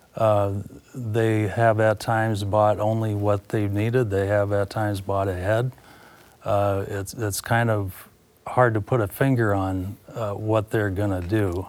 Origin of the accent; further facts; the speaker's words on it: Carroll, Iowa, United States; born and raised in Carroll, Iowa